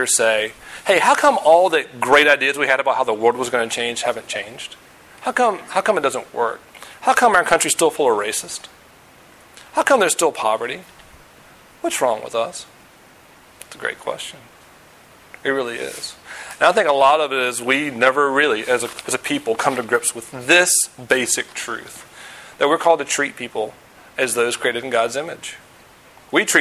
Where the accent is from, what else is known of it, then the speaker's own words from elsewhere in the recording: Virginia, United States; moved away; also born or lived in Denver / St. Louis; I grew up in Virginia. Lived in Denver, lived in St. Louis, live here.